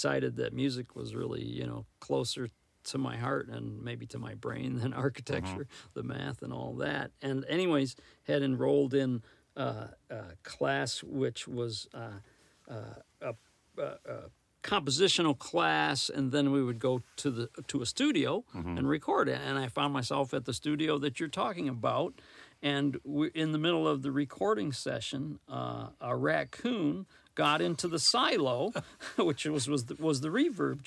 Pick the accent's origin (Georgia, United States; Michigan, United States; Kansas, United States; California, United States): Michigan, United States; Detroit; also born or lived in Lansing, Michigan; I was from Detroit area